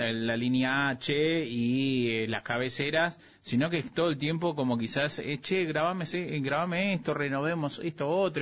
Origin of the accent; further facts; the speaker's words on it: Clorinda, Formosa, Argentina; moved away; also born or lived in Misiones; De Misión en realidad, pero me crié en Formosa Clorinda